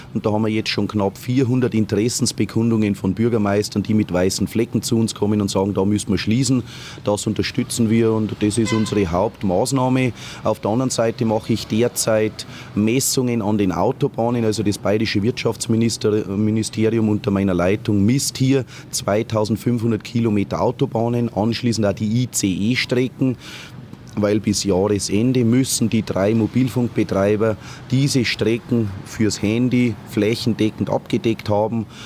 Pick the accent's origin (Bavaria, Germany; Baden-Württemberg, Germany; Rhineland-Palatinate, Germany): Bavaria, Germany; Lower; ich als Niederbayer